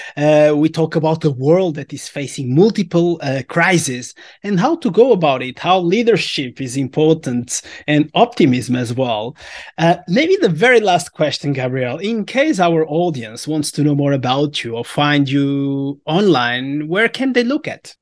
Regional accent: Portugal; we are from Portugal

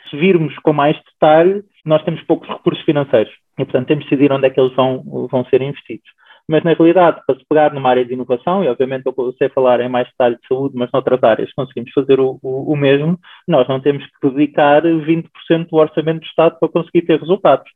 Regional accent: Lisbon, Portugal; nascido e criado em Lisboa

